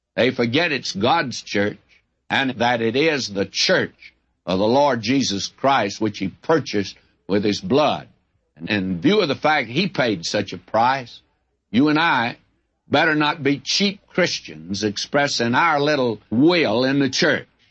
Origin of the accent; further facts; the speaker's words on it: the South, United States; I'm a Southerner